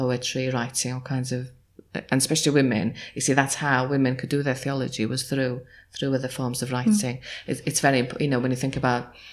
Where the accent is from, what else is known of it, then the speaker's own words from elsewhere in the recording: Nefyn, Wales, United Kingdom; I grew up in North Wales and I did history